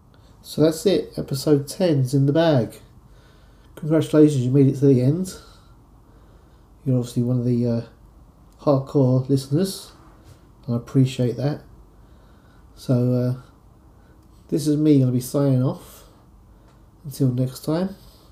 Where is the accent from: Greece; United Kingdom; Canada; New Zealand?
United Kingdom; London; accent: London; I'm going to read it in my London accent.